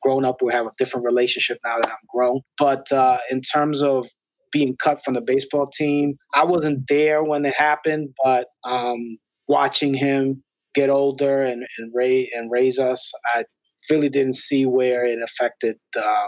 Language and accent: English; New York City, New York, United States; also born or lived in Spanish Harlem; I grew up in the Upper West Side in Washington Heights.